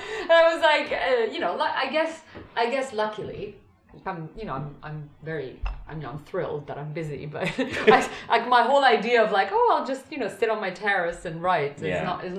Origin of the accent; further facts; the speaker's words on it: Brussels, Brussels-Capital Region, Belgium; I think also growing up in Brussels, you know, which is the center of the European Union.